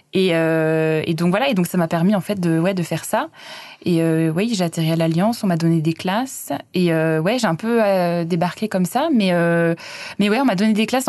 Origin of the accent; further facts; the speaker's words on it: Clermont-Ferrand, Auvergne-Rhône-Alpes, France; now in Wellington, New Zealand; je suis auvergnate, je viens de Clermont-Ferrand